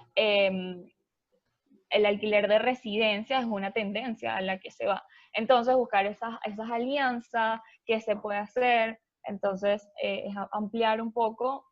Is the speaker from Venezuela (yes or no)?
yes; Venezuela; yo soy de Venezuela, em, estudié ingeniería